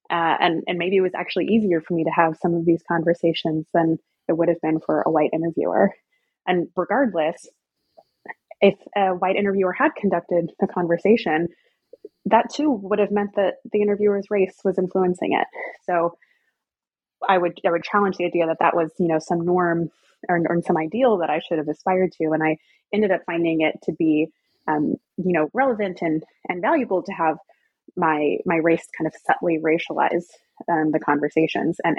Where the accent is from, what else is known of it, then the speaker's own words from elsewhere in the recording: the South, United States; I'm, I'm from the South, I'm very familiar with the area